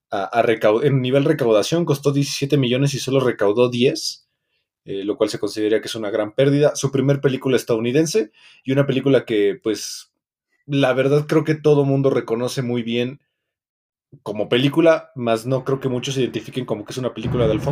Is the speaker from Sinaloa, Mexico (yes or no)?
no; Mexico City, Mexico; Como mexicano. Chilango.